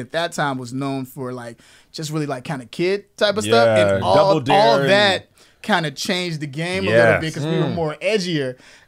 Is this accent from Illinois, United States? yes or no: yes; Chicago, Illinois, United States; growing up on the South Side